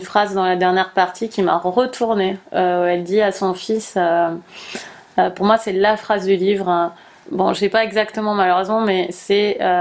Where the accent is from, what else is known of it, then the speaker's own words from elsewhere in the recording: United States; French is a second language; moved away; en tant qu'américaine euh, hmm. qui a un accent